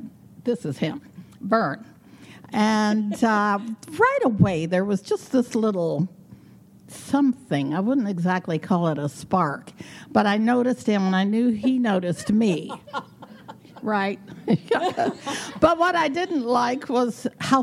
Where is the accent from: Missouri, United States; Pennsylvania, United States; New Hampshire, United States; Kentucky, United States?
Kentucky, United States; Wilmore; also born or lived in Louisville, Kentucky; I grew up in Kentucky, actually a very small town. I'm born in Louisville, grew up near Lexington.